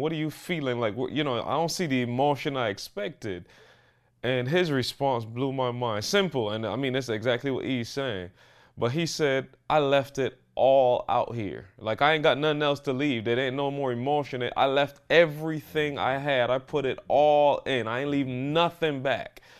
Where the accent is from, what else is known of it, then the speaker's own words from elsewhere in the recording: Barbados; I'm growing up in Barbados